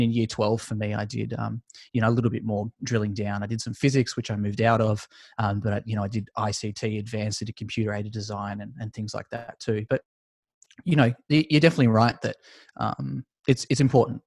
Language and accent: English; Australia; judging by my accent, you could probably tell I'm from Australia.